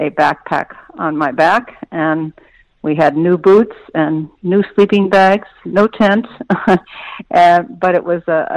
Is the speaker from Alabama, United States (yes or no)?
no; Indiana, United States; also born or lived in New York City; now in Bellevue, United States; I grew up in Indiana